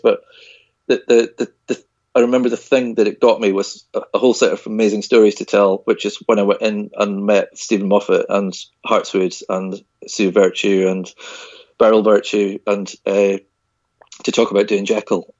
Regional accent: Isle of Skye, Hebrides, Scotland, United Kingdom; I was born and brought up on the Isle of Skye in the Hebrides in Scotland

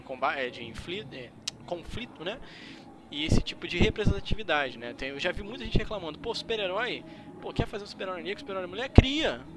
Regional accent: Brazil; eu sou brasileiro

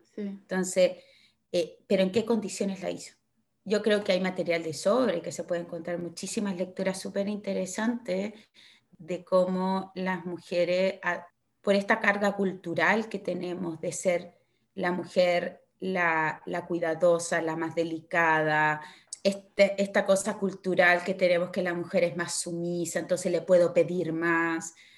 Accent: Osorno, Los Lagos, Chile; moved away as an adult; now in Dublin, Ireland; yo soy chilena, soy osornina de corazón. Vivo hace ya un poco más de cuatro años en Dublín.

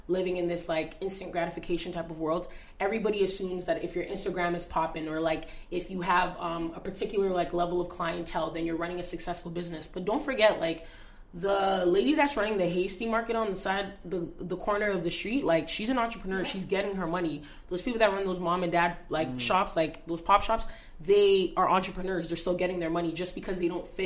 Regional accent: Canada; being Canadian

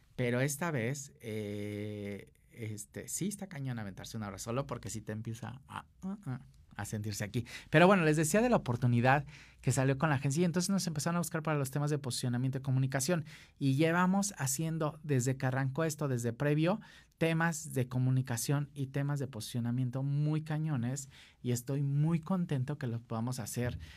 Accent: Acapulco, Guerrero, Mexico; Yo soy de Acapulco

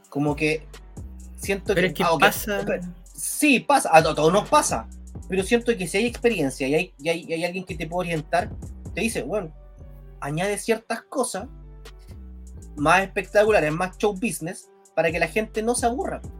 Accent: Chile; Ya, somos chilenos, como decía Torito

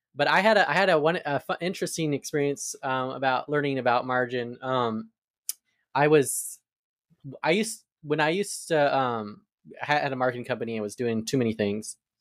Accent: Arizona, United States; now in Atlanta, United States; I'm from Arizona, so I moved to the South

